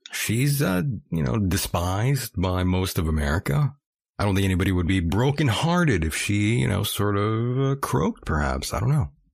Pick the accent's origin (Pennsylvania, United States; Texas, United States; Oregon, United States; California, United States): California, United States; near Brawley / El Centro; Very close to where I am, my hometown